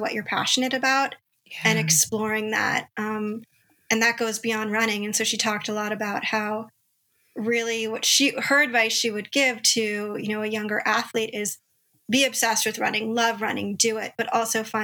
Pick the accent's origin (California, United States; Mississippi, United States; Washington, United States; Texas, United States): California, United States; Los Angeles; we both graduated from the same high school, Harvard Westlake School in Los Angeles, California